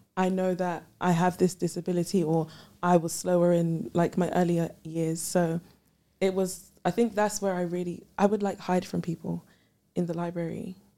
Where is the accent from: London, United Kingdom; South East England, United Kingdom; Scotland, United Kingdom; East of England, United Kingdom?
London, United Kingdom; also born or lived in Ghana; I'm from London